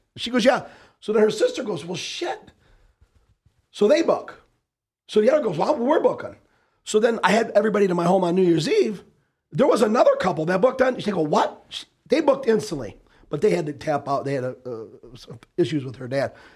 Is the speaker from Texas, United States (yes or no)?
no; Detroit, Michigan, United States; born or raised there